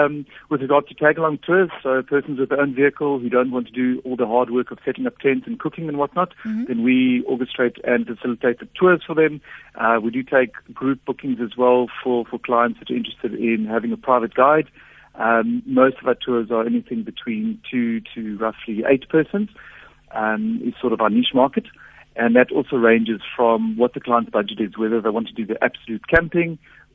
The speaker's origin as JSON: {"language": "English", "country": "Botswana", "tie": "born or raised there", "said": "I grew up a lot in Botswana and the West Coast. Always with the family, a lot of travel, a lot of sports tours and whatnot."}